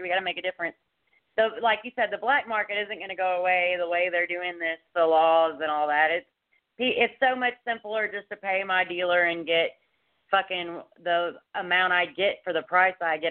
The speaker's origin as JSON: {"language": "English", "area": "Dallas Fort Worth area", "region": "Texas", "country": "United States", "tie": "born or raised there", "also_born_or_lived": "Colorado", "moved": "as an adult", "said": "I'm a Texas native. I've been here my whole life. I was born and raised in Dallas Fort Worth area."}